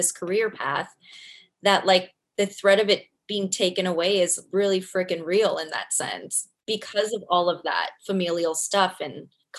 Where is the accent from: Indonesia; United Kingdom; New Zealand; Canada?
Canada; Four seasons.